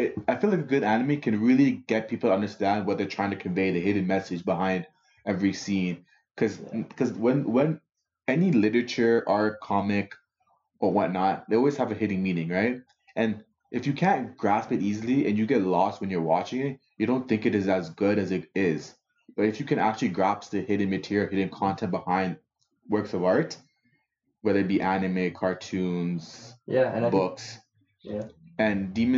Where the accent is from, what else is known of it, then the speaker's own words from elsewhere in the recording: Toronto, Ontario, Canada; I'm from Scarborough